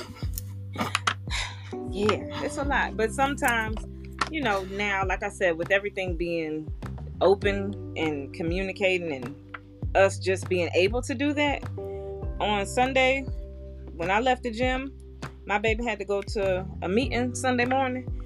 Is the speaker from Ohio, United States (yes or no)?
no; Florida, United States; moved away as an adult; also born or lived in Arizona; I'm 20, I'm in Arizona from Florida